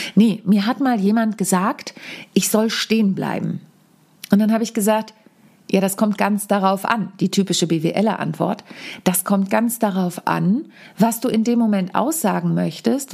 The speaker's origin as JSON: {"language": "German", "town": "Wahrenholz", "region": "Lower Saxony", "country": "Germany", "tie": "born or raised there", "said": "in meinem Heimatdorf in Warenholz, mitten in der Lüneburger Südheide"}